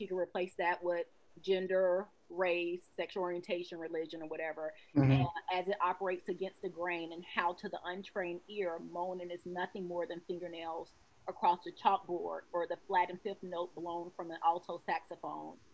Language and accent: English; Georgia, United States; I'm from the South. I'm from Georgia